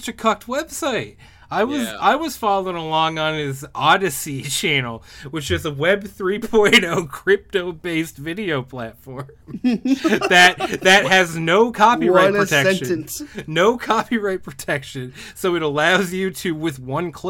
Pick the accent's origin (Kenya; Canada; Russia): Canada; I'm some Canadian midget